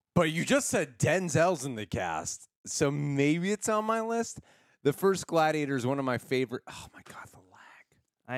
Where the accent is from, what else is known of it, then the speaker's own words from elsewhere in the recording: Los Angeles, California, United States; I grew up here in Los Angeles, uh, born and raised in the valley